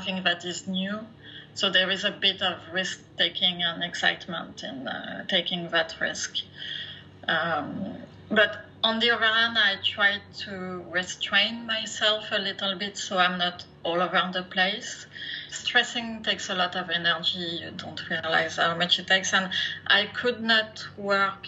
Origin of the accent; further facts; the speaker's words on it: France; English is a second language; moved away as an adult; now in Canada; I am originally from France, as you can hear, probably. I've been living in Canada for the last 20 plus years